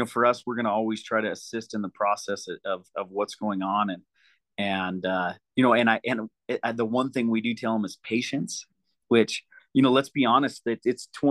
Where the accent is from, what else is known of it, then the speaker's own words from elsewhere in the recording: Deer Lodge, Montana, United States; I am from Deer Lodge, Montana